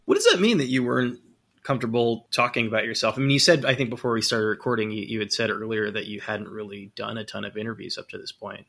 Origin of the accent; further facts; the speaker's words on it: California, United States; moved away; I'm from California originally